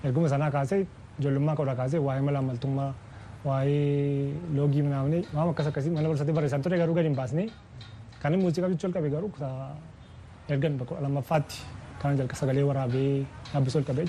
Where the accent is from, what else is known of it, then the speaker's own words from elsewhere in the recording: Nekemte, Oromia, Ethiopia; Kan dhaladde magaalaa naqamtee